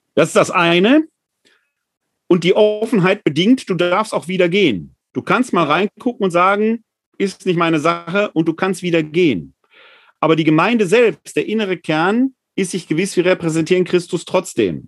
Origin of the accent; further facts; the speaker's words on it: Ruhr area, North Rhine-Westphalia, Germany; ich komme mal halt aus dem Ruhrgebiet